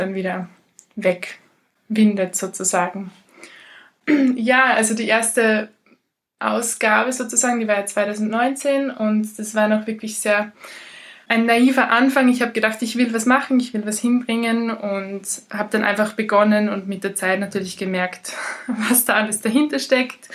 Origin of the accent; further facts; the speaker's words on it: Ried im Innkreis, Upper Austria, Austria; moved away; also born or lived in Portugal; Im Moment ist es Ried im Inkreis, da äh, bei meinen Eltern, wo immer noch die Hälfte meiner Sachen steht. Darum ist es immer noch die Hälfte meiner Heimat.